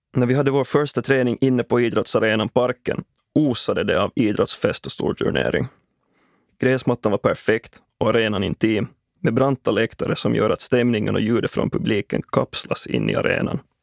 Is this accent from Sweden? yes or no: no; Espoo, Uusimaa, Finland; Nära där jag växte upp i Dalsvik, Esbo, finns en fotbollsplan